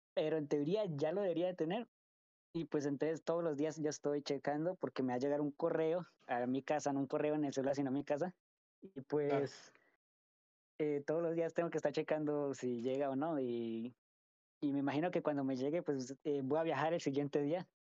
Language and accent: Spanish; Colombia; moved away as an adult; also born or lived in United States; yo soy de Colombia. pero por el momento pues estaba viviendo en Estados Unidos por unos años. Pero sí, sí soy 100% colombiano